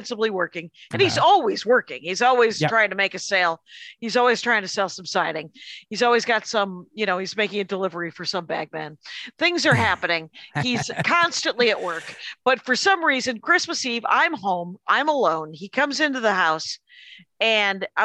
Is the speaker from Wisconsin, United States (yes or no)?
yes; Wisconsin, United States; moved away; also born or lived in Minneapolis; I'm from Wisconsin